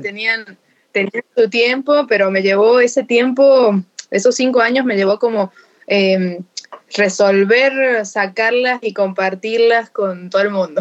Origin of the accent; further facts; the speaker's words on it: Jáchal, San Juan, Argentina; soy sanjuanina, pero soy de Hachal, porque Hachal está como a, 170 kilómetros de la capital de San Juan